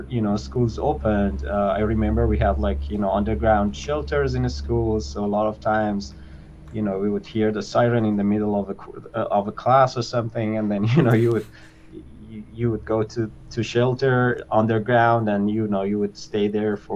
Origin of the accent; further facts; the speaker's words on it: Isfahan, Iran; moved away as an adult; also born or lived in Tehran; I was born in Isfahan, which is the suburb of Isfahan, which is like the second largest city in Iran